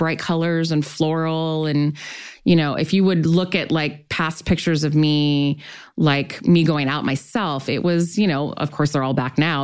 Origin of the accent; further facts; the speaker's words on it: Long Beach, California, United States; I grew up in Long Beach